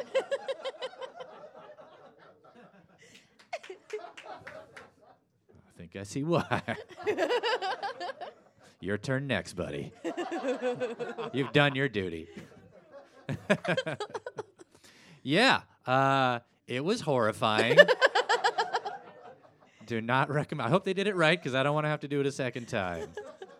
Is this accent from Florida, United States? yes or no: no; Portland, Oregon, United States; I'm from Portland, Oregon